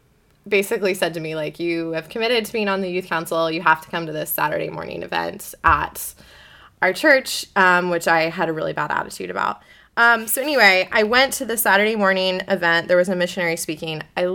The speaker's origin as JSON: {"language": "English", "town": "Beaverton", "region": "Oregon", "country": "United States", "tie": "born or raised there", "said": "I grew up in the Church of the Nazarene at Beaverton Nazarene, which is this really funny-shaped building that is very memorable. It's a round church in Beaverton, Oregon."}